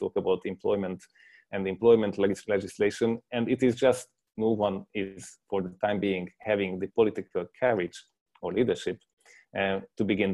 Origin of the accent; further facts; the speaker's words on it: Hungary; now in Brussels, Belgium; I'm coming from Hungary